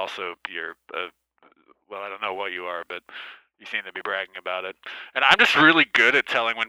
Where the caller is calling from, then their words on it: Chicago, Illinois, United States; I mean, I'm in Chicago, so yes, Lake Michigan is right there.